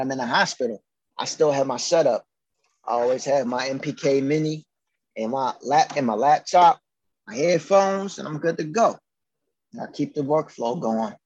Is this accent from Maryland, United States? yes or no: yes; Baltimore, Maryland, United States; growing up in the city, you know, like my parents and everything, like, We're survivors